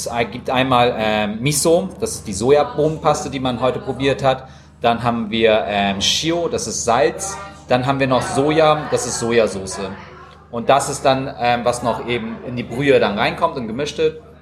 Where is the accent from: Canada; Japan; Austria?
Japan; Ähm, wir sind Japaner, wir wissen wirklich, wie Ramen schmecken muss.